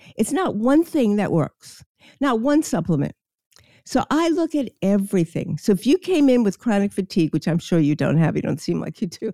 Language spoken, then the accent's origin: English; New York City, New York, United States; I grew up in Queens and I lived – on the beach, Far Rockaway, New York